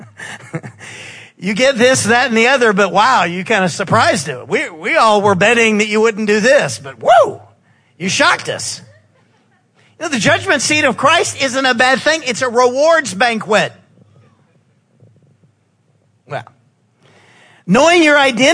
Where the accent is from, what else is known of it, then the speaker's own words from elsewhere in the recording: the South, United States; we're from the South